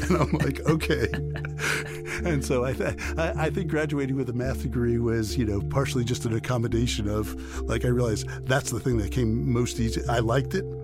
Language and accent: English; New York City, New York, United States; I grew up in New York City playing basketball